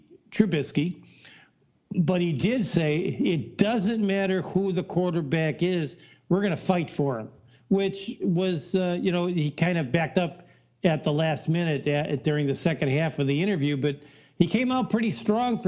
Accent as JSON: {"language": "English", "town": "Chicago", "region": "Illinois", "country": "United States", "tie": "born or raised there", "said": "I grew up in the Chicagoland"}